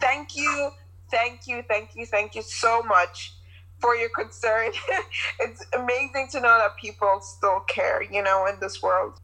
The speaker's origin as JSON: {"language": "English", "country": "Ireland", "said": "our experience and the culture here"}